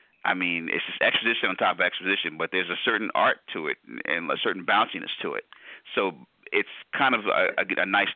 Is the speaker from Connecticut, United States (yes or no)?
yes; Storrs, Connecticut, United States; also born or lived in New Haven, Connecticut; I was born in New Haven, grew up in Storrs, Connecticut